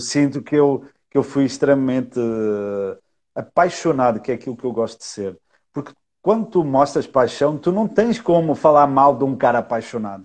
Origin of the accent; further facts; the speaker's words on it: Portugal; moved away as an adult; now in Brazil; eu sou português